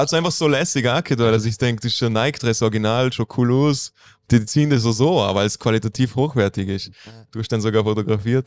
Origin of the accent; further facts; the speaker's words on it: Bregenz, Vorarlberg, Austria; ich bin da aufgewachsen in Bregenz